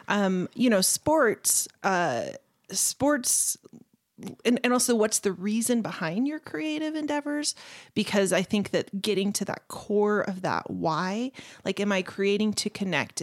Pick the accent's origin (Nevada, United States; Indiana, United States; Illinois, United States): Nevada, United States; Las Vegas; now in Utah, United States; I grew up in Las Vegas, Nevada